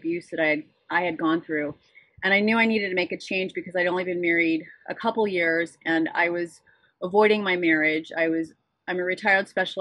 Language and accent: English; Santa Barbara, California, United States; I am from Santa Barbara, California. I'm a native, born and raised Californian.